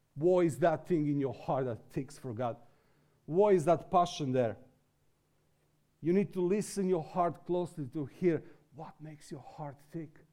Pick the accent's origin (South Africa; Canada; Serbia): Serbia; also born or lived in England; this is my way to come out from Serbia